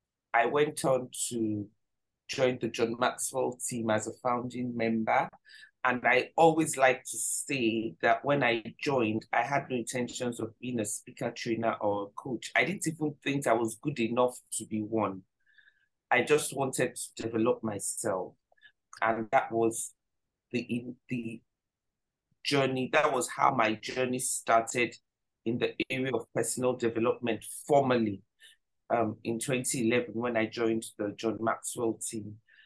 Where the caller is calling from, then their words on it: Nigeria; And I'm joining you from Nigeria.